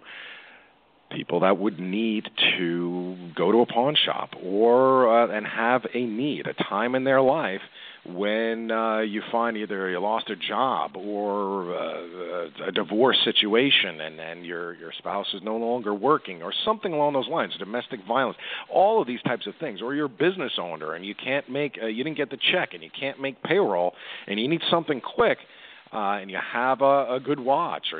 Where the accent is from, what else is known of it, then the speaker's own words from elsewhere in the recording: New York City, New York, United States; I'm a Queens native, born and raised in Woodside, New York